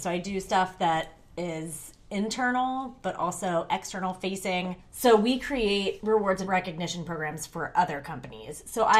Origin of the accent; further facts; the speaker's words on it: Cincinnati, Ohio, United States; I grew up in Finneytown, which is directly north of the city to those of us who are familiar with the geography of Cincinnati.